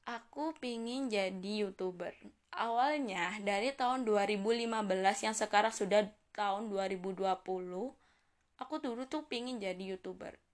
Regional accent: Indonesia; accent: Javanese; Apalagi ngomong pakai bahasa Jawa Coba kalian dengerin suara aku Suara aku medok sekali teman-teman

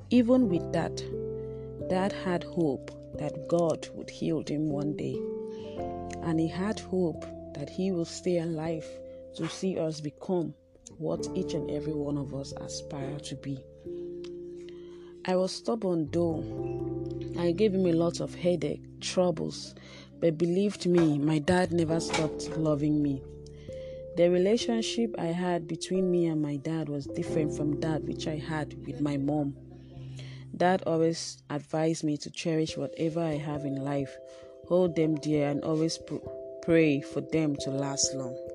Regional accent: Akwa Ibom, Nigeria; I am an Akwa I was born and brought up in Akwa

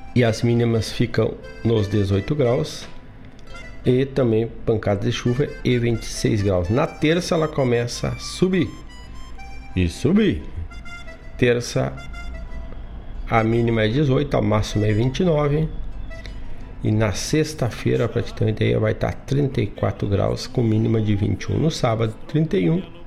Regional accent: Herval, Rio Grande do Sul, Brazil; lá da minha terra, lá da cidade de Erval do Sul

